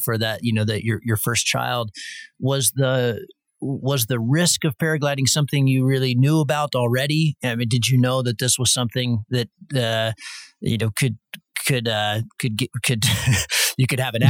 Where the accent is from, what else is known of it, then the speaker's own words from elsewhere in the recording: United States; I'm American